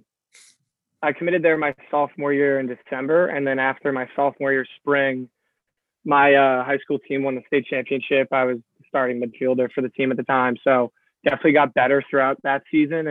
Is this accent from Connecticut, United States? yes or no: yes; 15 minutes from Fairfield, Connecticut, United States; moved away as an adult; Fairfield is, 15 minutes from my hometown, so I didn't go there